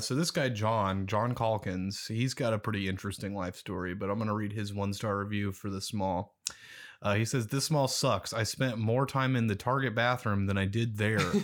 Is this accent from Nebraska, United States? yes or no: yes; Omaha, Nebraska, United States; I am from West Omaha.